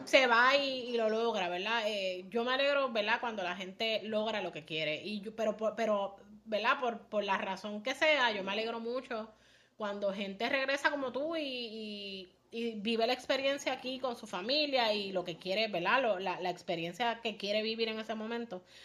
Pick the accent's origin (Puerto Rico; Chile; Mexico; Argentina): Puerto Rico; como puertorriqueños